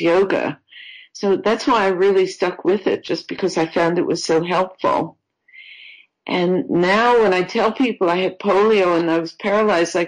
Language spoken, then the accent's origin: English; New York, United States; moved away; also born or lived in Florida; I'm from New York originally, and I was living in Florida